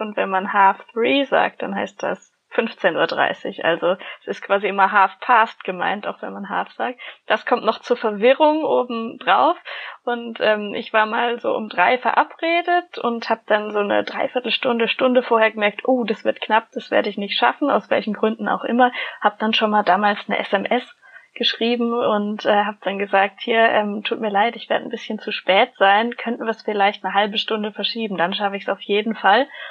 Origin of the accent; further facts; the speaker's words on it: Germany; wir als Deutsche jetzt im Ausland sind